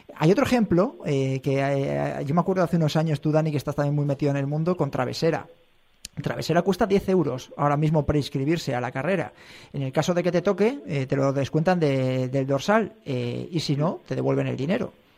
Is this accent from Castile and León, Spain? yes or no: yes; a village 20-30 km from Sanabria, Castile and León, Spain; mi pueblo, de a 20, 30 kilómetros de allí